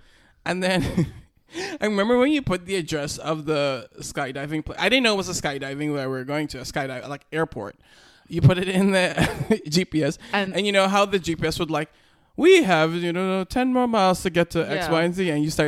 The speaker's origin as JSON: {"language": "English", "country": "United States", "said": "I'm American."}